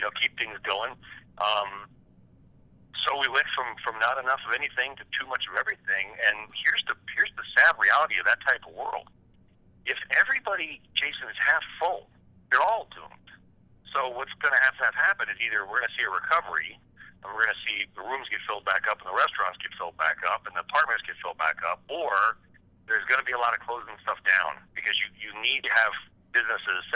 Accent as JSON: {"language": "English", "region": "Southern California", "country": "United States", "tie": "born or raised there", "said": "I grew up in Southern California."}